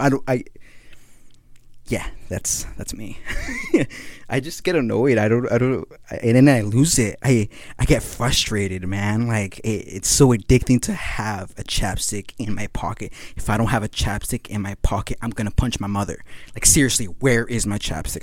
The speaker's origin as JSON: {"language": "English", "country": "Guatemala", "moved": "yes", "lives_now": "California, United States", "said": "I'm not from Mexico. I'm from Guatemala"}